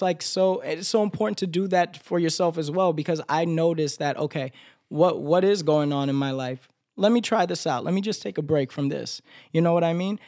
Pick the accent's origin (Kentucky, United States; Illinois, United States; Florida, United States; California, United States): Florida, United States; accent: Florida accent; moved away as an adult; now in New York, United States; just because I'm from Florida, I have to sound like this. Just because I'm from Florida, I have to dress like this